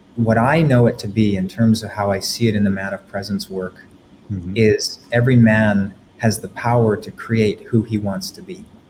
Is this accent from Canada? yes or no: yes; Canada; I'm from Canada.